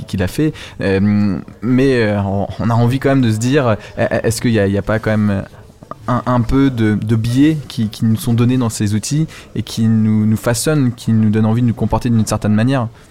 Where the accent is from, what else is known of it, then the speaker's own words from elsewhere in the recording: Normandy, France; en Normandie, oh. euh, ma région natale